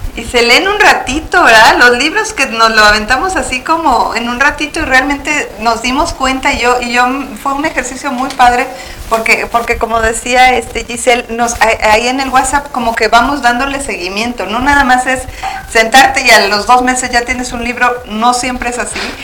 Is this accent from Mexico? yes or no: yes; Mexico; now in Phoenix, United States; todas somos este, nacidas en México